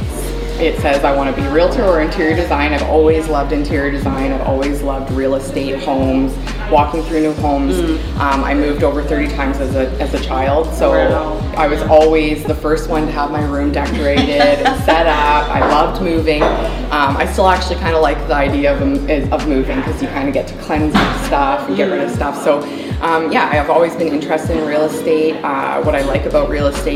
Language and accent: English; Victoria, British Columbia, Canada; Born and raised in Victoria and never really came from a lot.